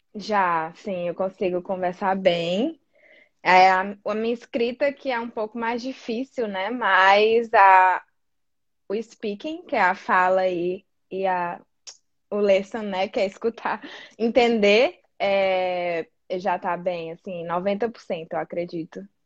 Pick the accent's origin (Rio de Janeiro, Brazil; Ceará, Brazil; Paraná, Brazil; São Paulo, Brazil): Ceará, Brazil; Fortaleza; moved away as an adult; now in Australia; sou de Fortaleza, Ceará, no Nordeste ali, o que não é muito comum aqui na Austrália, ter gente nordestina